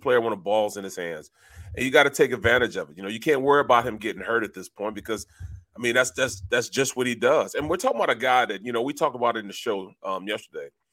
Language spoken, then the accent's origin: English; St. Louis, Missouri, United States; I'm from Saint Louis. I'm from Missouri